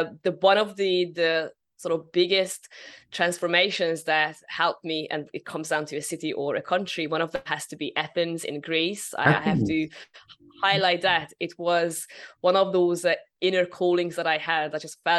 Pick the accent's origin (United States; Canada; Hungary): Hungary; moved away; I'm originally from Hungary.